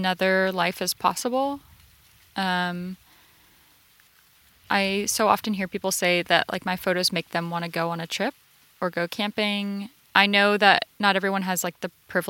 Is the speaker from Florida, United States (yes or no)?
yes; Florida, United States; now in Los Angeles, United States; I grew up in Florida where everything is going to eat you or sting you.